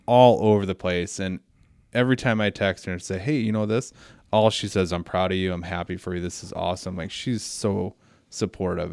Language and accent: English; Belvidere, Illinois, United States; I was born and raised in Belvedere.